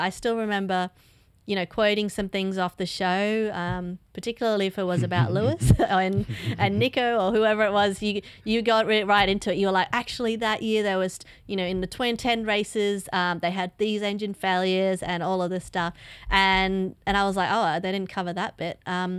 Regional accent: Australia; Being an Aussie and all

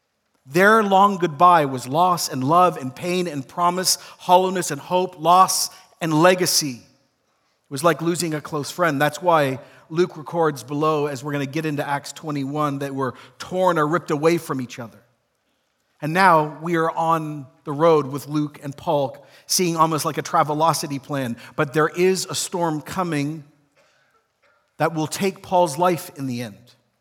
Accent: Ecuador; also born or lived in Toronto, Canada; Though I was born in Toronto and grew up there for a period of time, most of my life was actually spent in Ecuador as a child. And so when I grew up in Ecuador in the 80s, I had deep homesickness.

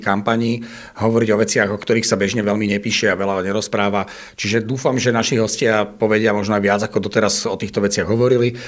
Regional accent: Žilina, Žilina Region, Slovakia; moved away as an adult; now in Bratislava, Slovakia; čo som sa odsťahoval eh, zo Žiliny do Bratislavy, tak tam stretávam aj svojich kamošov zo Žiliny

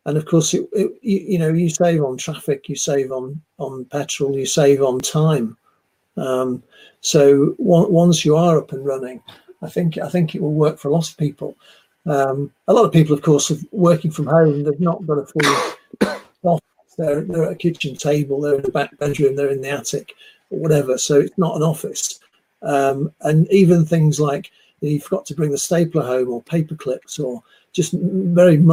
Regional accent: Manchester, North West England, United Kingdom; moved away as an adult; also born or lived in Leeds; I'm from Manchester, the other side of the Pennines. I came to Leeds University back in the 80s

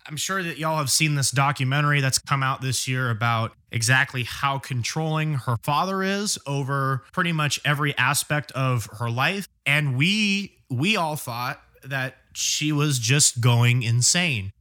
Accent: England, United Kingdom; me being English

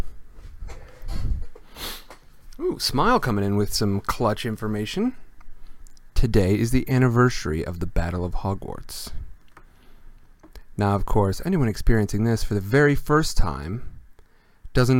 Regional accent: Midwestern United States, United States; moved away; Originally, I am from the Midwestern United States

